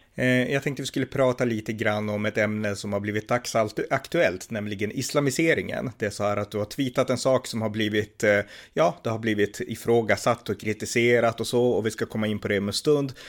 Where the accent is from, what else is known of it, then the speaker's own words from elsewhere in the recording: Norrland, Sweden; jag är från Norrland själv